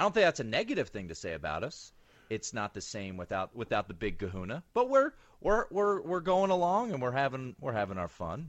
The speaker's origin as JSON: {"language": "English", "area": "Montgomery County", "region": "Maryland", "country": "United States", "tie": "born or raised there", "said": "I grew up in Montgomery County. A lot of my friends went to Georgetown Prep."}